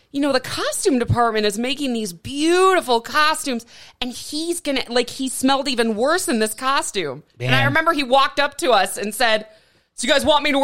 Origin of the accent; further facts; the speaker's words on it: Milwaukee, Wisconsin, United States; moved away; also born or lived in Flint; I'm from Milwaukee.